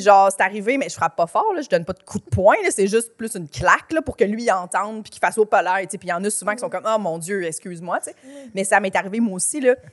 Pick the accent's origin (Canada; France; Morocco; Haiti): Canada; Chambly, Quebec; Moi, je viens de Chambly